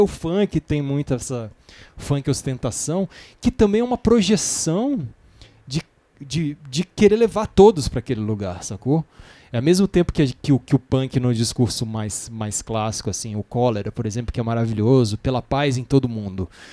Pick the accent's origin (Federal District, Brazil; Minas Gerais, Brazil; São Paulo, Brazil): Federal District, Brazil; Brasília; eu sou de Brasília